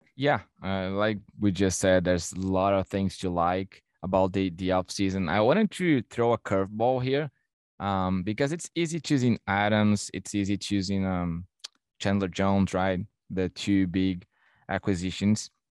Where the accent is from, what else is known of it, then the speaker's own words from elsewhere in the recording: Brazil; now in Toronto, Canada; I'm from Brazil